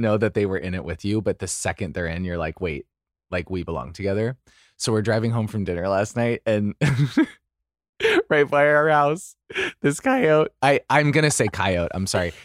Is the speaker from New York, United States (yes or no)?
no; Idaho, United States; now in Los Angeles, United States; I'm from Idaho, so I say coyote